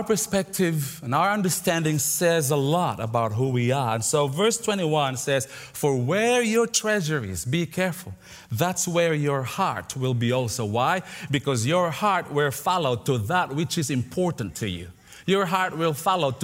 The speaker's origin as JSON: {"language": "English", "country": "Philippines", "tie": "born or raised there", "moved": "yes", "said": "I grew up in the Philippines, in the second largest city of the Philippines"}